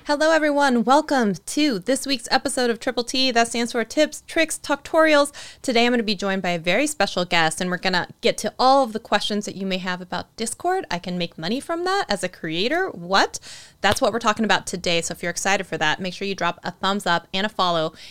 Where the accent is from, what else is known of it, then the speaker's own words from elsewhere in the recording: Eastern Washington, United States; Eastern Washington, where, you know, um, my hometown is